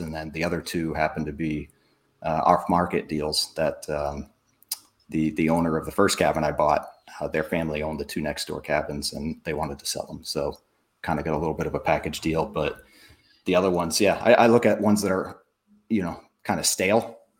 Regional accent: New Hampshire, United States; moved away as an adult; also born or lived in South Florida; I'm from New Hampshire originally, so uh, I I know the Boston area very very well. But yeah, I grew up up there, moved down South Florida when I was 18

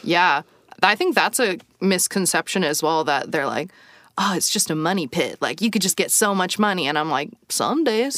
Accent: United States; moved away as an adult; I think I was the only American

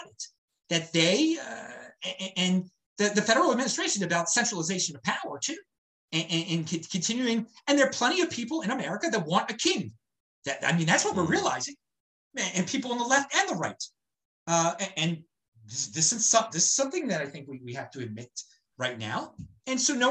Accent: Baltimore, Maryland, United States; moved away; I am from Baltimore

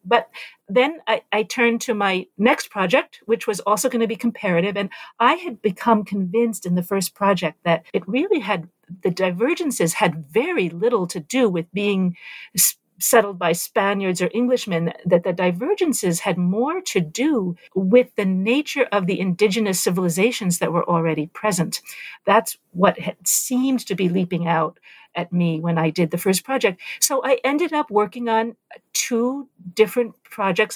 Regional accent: New York City, New York, United States; also born or lived in Nicaragua; as a young person growing up in New York City in the 1970s

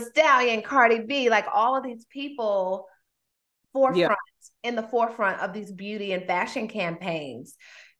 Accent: North Carolina, United States; also born or lived in New York; I grew up in North Carolina, but I'm originally from New York

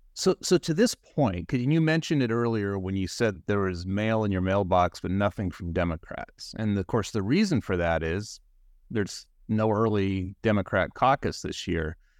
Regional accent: California, United States; as a Californian

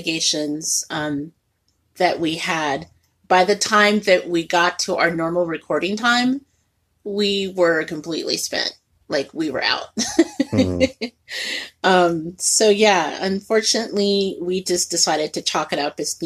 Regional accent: Indianapolis, Indiana, United States; also born or lived in Martinsville, Indiana; now in Northwest Indiana, United States; I was born and raised in Indianapolis, and I'm very open about that.

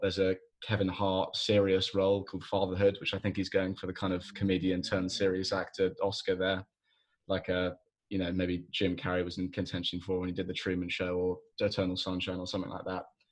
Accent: England, United Kingdom; as an Englishman

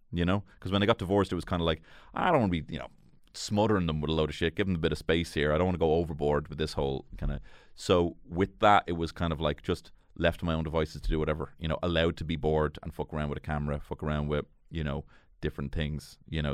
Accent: Dublin, Leinster, Ireland; I grew up in Marino.

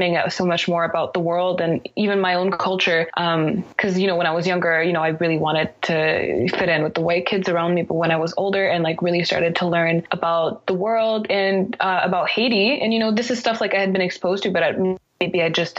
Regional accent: Canada; I'm Haitian first, and then I am French, and then I'm also, you know, Canadian because I was born here. You know, I spent most of my life here. When I, you know, when I go to different places and people ask me where I'm from, I say I'm from Canada.

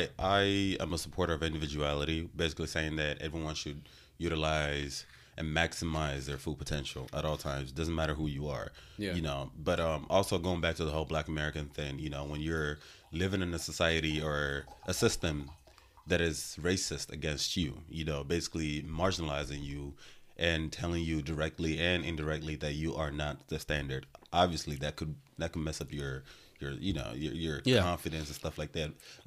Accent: Nigeria; now in United States; as a Nigerian growing up in Nigeria and also moving to America

